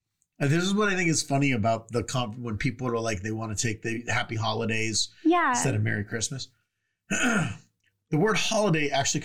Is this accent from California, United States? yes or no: yes; California, United States; moved away; because I'm from California